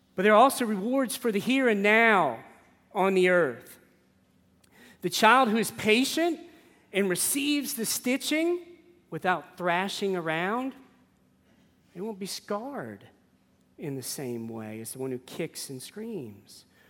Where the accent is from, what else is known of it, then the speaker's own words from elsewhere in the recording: New Orleans, Louisiana, United States; I grew up in New Orleans.